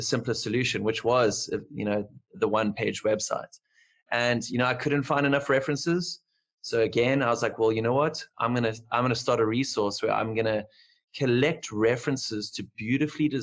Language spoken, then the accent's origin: English; Cape Town, Western Cape, South Africa; I'm from Cape Town, South Africa